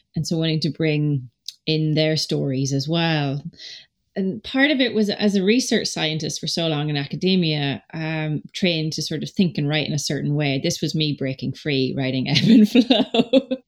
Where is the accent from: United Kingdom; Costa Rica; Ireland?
Ireland; Donegal, Ulster; we're back home where I grew up in Donegal